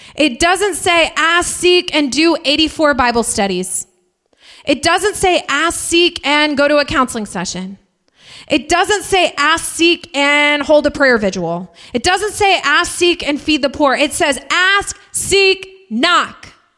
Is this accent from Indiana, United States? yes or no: yes; Indiana, United States; We're from Indiana. People chop wood there.